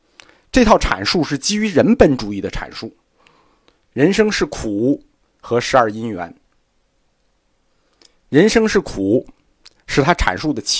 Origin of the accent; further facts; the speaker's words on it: China; 我们中国人此前并没有接触过组织化宗教，